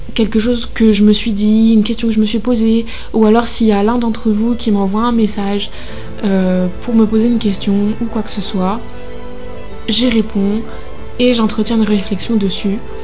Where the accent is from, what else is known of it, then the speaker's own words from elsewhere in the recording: Normandy, France; moved away as an adult; now in Lyon, France; je suis normande d'origine qui est à Lyon pour ses études